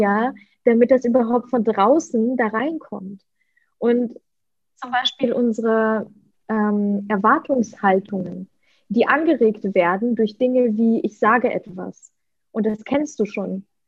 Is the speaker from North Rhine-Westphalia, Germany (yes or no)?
yes; Leverkusen, North Rhine-Westphalia, Germany; first language Russian; German is a second language; also born or lived in Ukraine; now in Bali, Indonesia; in Deutschland, in Leverkusen, in meiner Heimat. Dort bin ich groß geworden